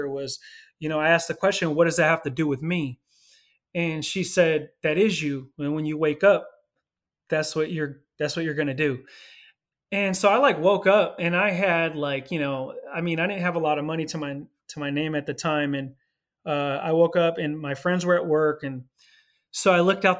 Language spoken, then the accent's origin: English; California, United States; also born or lived in Los Angeles, California / Philadelphia, Pennsylvania; Ended up moving back to California, to my hometown